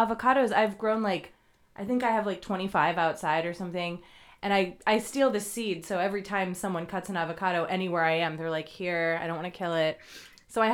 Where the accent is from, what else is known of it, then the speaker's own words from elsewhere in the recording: East Coast, United States; now in California, United States; I'm not from here. I'm from the East Coast where it's humid and easy to grow things.